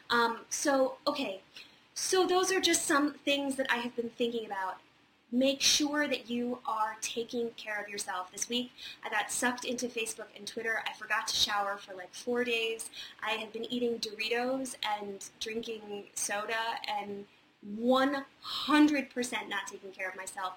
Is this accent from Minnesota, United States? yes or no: no; Charlottesville, Virginia, United States; moved away; also born or lived in Wintergreen, Virginia; I'm actually from a little town about 35 minutes away called Wintergreen, Virginia, and I spent most of my uh, childhood and young adulthood in Charlottesville